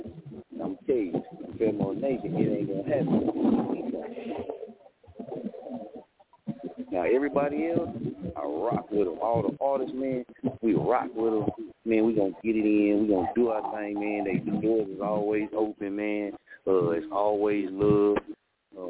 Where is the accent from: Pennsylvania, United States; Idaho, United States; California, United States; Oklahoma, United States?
Oklahoma, United States; Muskogee; also born or lived in Wichita, Kansas; I'm from Muskogee, man. So I got the Oklahoma in me